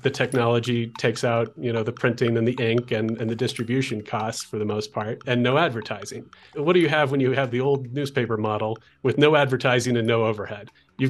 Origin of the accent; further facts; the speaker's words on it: Olympia, Washington, United States; So that led to a multi-year internship at a college radio station where I grew up in Olympia, Washington.